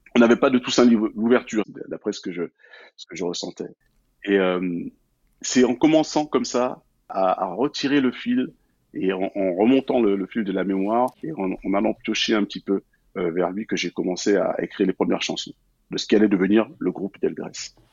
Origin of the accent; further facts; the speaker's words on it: France; also born or lived in Guadeloupe; en tant que Guadeloupéen né en France hexagonale